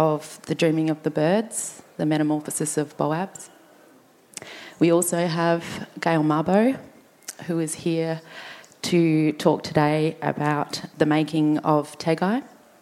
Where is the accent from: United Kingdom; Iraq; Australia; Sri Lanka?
Australia; Adelaide, South Australia; we grew up here on Kaurna country.